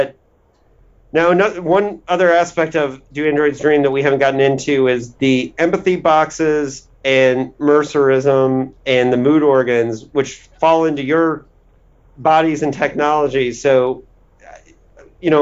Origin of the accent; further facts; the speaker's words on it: Indiana, United States; I'm from Indiana